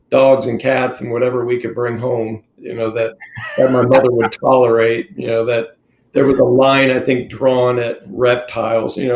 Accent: California, United States; born there; also born or lived in Mississippi / Texas / Philippines / Oklahoma; I was born in Southern California and lived everywhere from Southern California to Mississippi and Texas, Philippines, the Northeast. Uh, went to school in Oklahoma, ended up there in high school

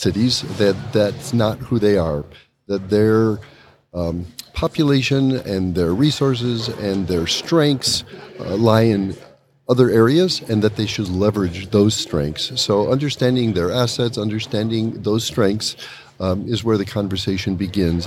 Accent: Chicago, Illinois, United States; I'm from Chicago

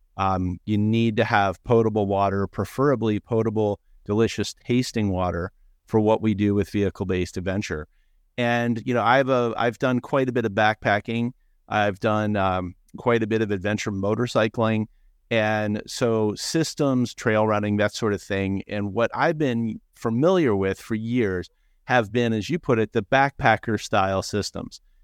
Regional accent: Annapolis, Maryland, United States; I grew up in Annapolis, Maryland

